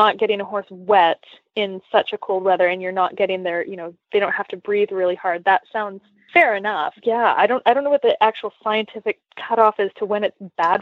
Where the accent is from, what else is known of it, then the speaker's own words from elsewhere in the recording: Canada; moved away; I grew up in Canada